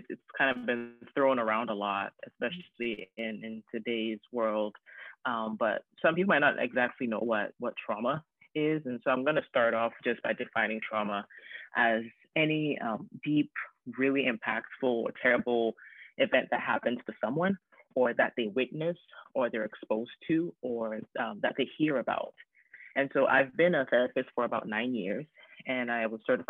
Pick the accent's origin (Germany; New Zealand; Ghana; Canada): Ghana; moved away as an adult; also born or lived in North Carolina, United States; now in Tacoma, United States; I immigrated from Ghana to the US in 2007. Ghana is in West Africa. I came to college in North Carolina. I went to Salem College. And so just with thinking about my experience moving here by myself at a very ripe age of 18